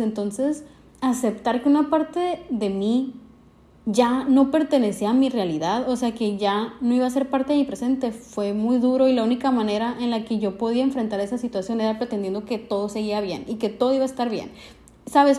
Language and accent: Spanish; northern Mexico, Mexico; de donde yo soy, en el norte de México